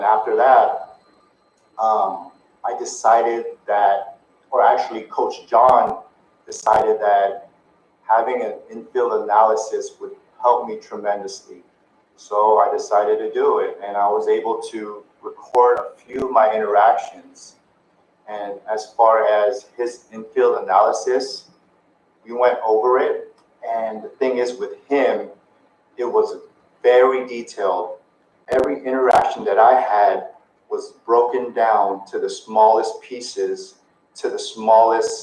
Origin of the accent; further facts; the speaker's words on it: Philippines; I'm Filipino.